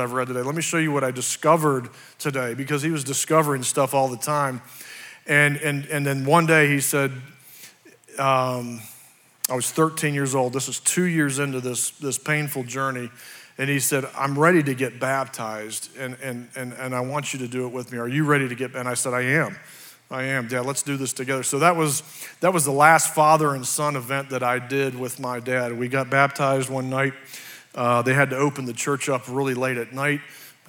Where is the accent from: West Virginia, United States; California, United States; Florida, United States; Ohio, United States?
West Virginia, United States; I was born here in West Virginia. I had a great childhood